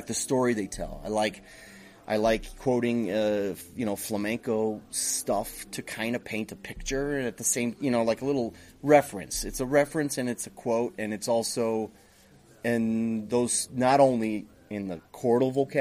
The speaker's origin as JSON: {"language": "English", "country": "United States", "said": "I'm Greek American, but I'm very American"}